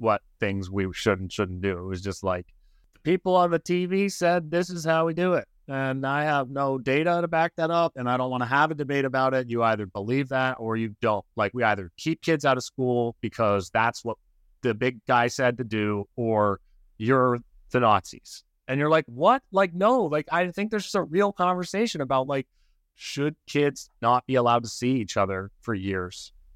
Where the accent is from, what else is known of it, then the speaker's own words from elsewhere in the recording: Canada; moved away as an adult; now in Occidental, United States; I'm, I'm from Canada.